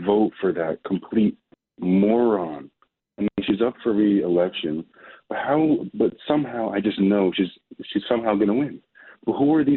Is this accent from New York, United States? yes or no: yes; New York City, New York, United States; I'm born and raised in New York City.